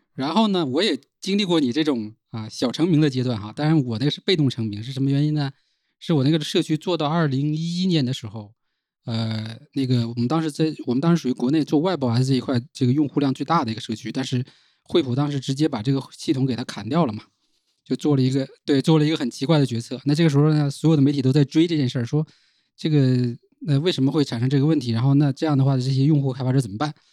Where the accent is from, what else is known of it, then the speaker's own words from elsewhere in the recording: Northeast China, China; now in Shenzhen, China; 在，在老家其实是很少能够了解这些东西